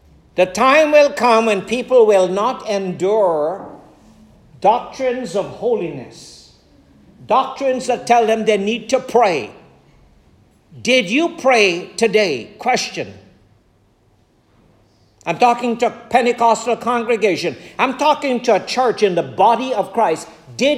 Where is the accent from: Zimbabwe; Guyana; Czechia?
Guyana; growing up in Guyana